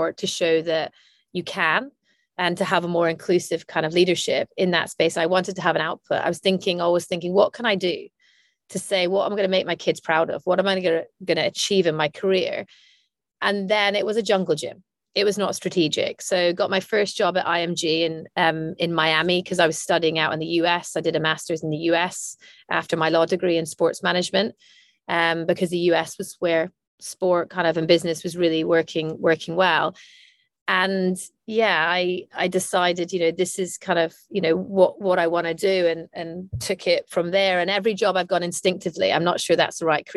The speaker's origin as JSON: {"language": "English", "town": "Aberdeen", "region": "Scotland", "country": "United Kingdom", "tie": "born or raised there", "said": "I'm Scottish from Aberdeen, and sport was part of growing up"}